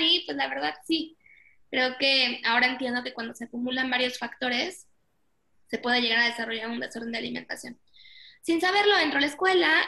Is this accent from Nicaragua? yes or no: no; Mexico; nací aquí en México